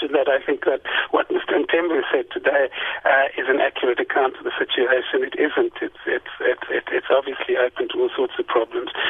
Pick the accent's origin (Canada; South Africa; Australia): South Africa; we as South African citizens